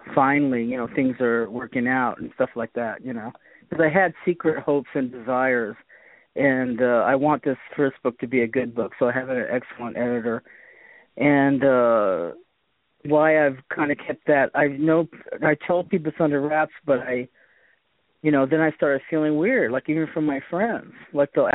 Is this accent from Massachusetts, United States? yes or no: yes; Boston, Massachusetts, United States; now in California, United States; I was born in Boston